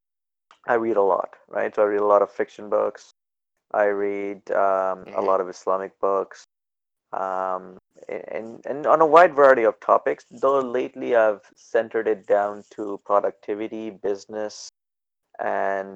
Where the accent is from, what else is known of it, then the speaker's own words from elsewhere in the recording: Edmonton, Alberta, Canada; also born or lived in Pakistan; I was born in Pakistan. I left when I was 8 years old, then grew up in Edmonton